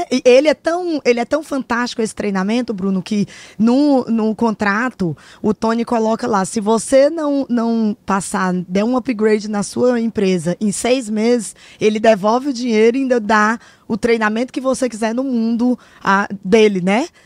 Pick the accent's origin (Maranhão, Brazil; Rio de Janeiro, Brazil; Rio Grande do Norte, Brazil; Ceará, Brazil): Ceará, Brazil; eu sou cearense, né, brasileira, a aqui, o exterior, a gente já tem um, um, pouquinho dessa vibe que é realmente muito diferente, as pessoas são muito reservadas aqui.